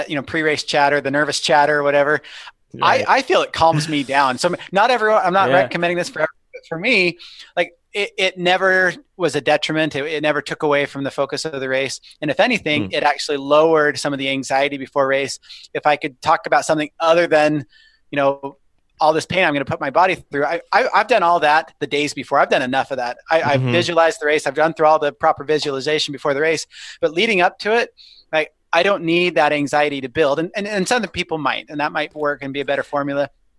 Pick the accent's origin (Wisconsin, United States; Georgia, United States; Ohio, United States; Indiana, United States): Indiana, United States; I grew up in Indiana